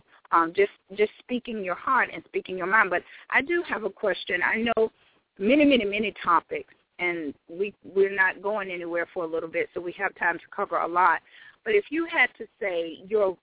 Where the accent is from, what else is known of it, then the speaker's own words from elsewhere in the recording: Georgia, United States; We love the fact that we're from Georgia